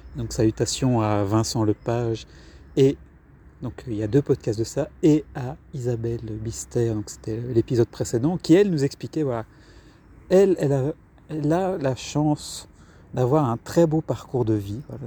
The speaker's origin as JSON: {"language": "French", "town": "Brussels", "region": "Brussels-Capital Region", "country": "Belgium", "said": "je suis de Bruxelles"}